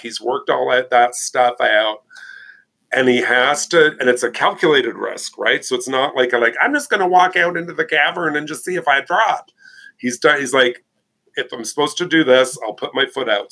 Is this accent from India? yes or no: no; Canada; And I'm Canadian